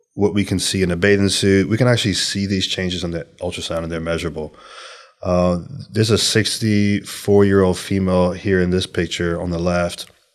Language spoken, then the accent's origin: English; Louisiana, United States; I'm from Louisiana